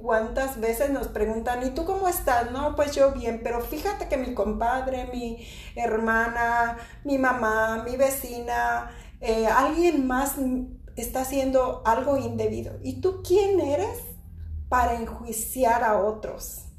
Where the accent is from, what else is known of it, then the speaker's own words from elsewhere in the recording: Mexico; Yo soy mexicana